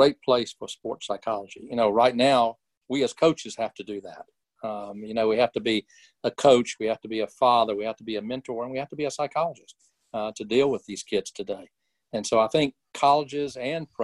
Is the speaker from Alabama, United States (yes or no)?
yes; Birmingham, Alabama, United States; also born or lived in Oklahoma; I was born and raised in Birmingham, and only left twice, once to go to Oklahoma and once to go in the Army